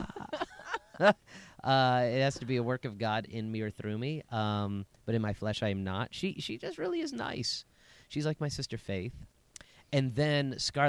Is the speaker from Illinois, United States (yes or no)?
no; Las Vegas, Nevada, United States; I'm from Las Vegas